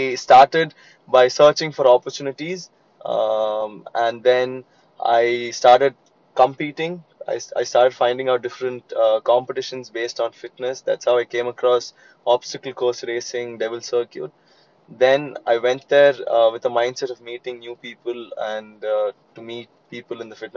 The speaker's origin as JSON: {"language": "English", "town": "Chennai", "region": "Tamil Nadu", "country": "India", "said": "I'm from Chennai"}